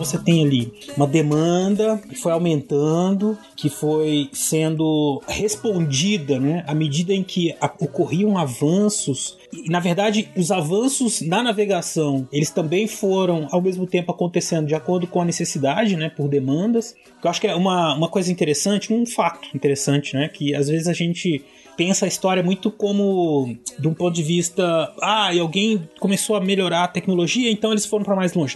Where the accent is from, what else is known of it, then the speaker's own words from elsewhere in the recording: Brazil; eu e o César somos brasileiros